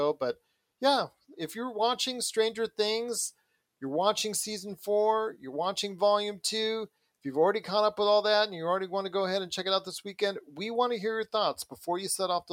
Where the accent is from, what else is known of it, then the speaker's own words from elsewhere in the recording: United States; as an American